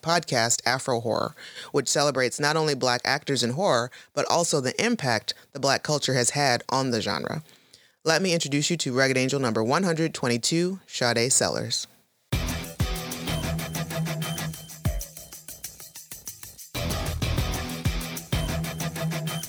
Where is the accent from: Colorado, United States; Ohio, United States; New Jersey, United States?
Ohio, United States; Toledo; I'm from Ohio, Toledo